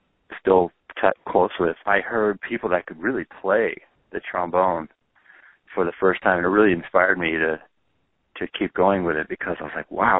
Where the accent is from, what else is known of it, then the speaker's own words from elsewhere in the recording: Moraga, California, United States; also born or lived in Oakland, California; I was born in Oakland, and we pretty quickly moved to right across the hill to a very small town, a suburb called Moraga, which is where I was raised